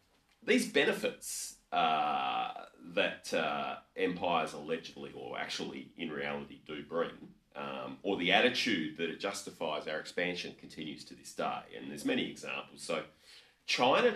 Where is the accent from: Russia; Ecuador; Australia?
Australia; being Australian